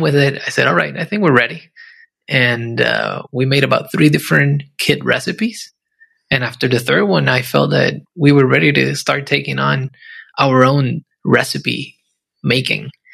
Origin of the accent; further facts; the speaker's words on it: Puerto Rico; I grew up in Puerto Rico